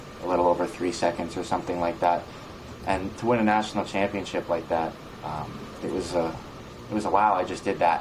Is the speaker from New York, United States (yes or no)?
yes; New York, United States; we're from New York